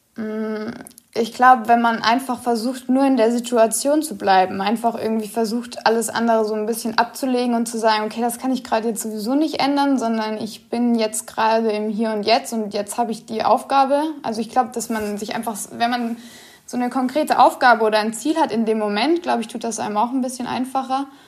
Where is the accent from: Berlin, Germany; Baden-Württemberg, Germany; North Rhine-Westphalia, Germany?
Baden-Württemberg, Germany; Karlsruhe; also born or lived in Giessen; ich bin in Gießen geboren, allerdings in Karlsruhe aufgewachsen